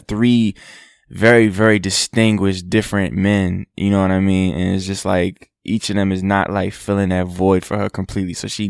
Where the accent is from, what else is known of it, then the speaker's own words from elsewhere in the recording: New York City, New York, United States; Yeah, I'm from Queens.